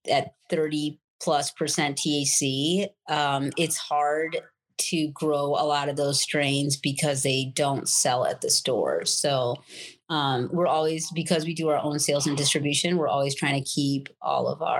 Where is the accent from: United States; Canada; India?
India; I mean, I'm Indian.